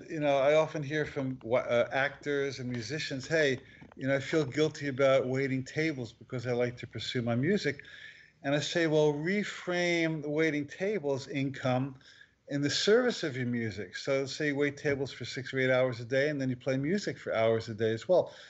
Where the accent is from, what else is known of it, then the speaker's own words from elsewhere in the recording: New Jersey, United States; moved away; also born or lived in Maui; I grew up in New Jersey